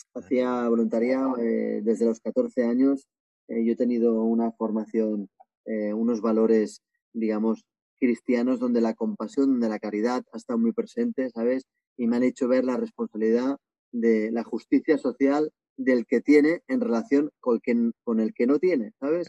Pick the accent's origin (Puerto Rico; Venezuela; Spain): Spain; Barcelona, Catalonia; moved away as an adult; also born or lived in Asia; now in Bali, Indonesia; yo tengo 43 años, soy de Barcelona y llevo pues 17 años viviendo fuera de España, viviendo en varios países asiáticos